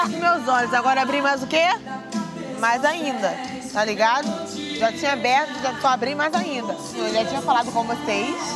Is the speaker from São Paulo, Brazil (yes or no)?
no; Manaus, Amazonas, Brazil; sou aqui de Manaus. Já estou toda maquiada porque eu estou numa grande produção carnavalesca, porque em breve vai ser o desfile das escolas de samba aqui da cidade.